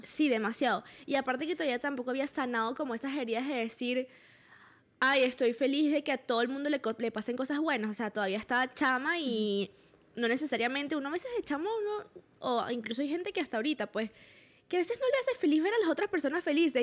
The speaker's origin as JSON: {"language": "Spanish", "town": "Valencia", "region": "Carabobo", "country": "Venezuela", "said": "yo soy de Valencia"}